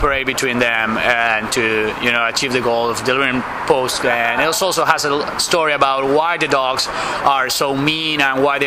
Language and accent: English; Argentina; I'm from Argentina